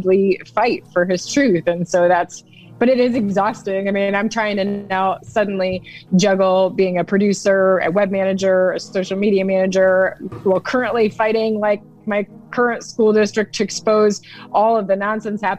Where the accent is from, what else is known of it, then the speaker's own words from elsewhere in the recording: Toledo, Ohio, United States; moved away as an adult; now in Texas, United States; growing up in Toledo, especially like me living in a suburb